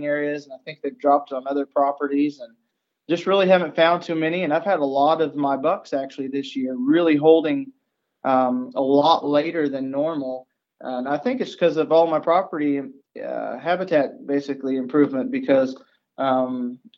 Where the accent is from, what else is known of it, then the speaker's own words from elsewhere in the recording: Arkansas, United States; now in Missouri, United States; now I live in Missouri. I was originally from Arkansas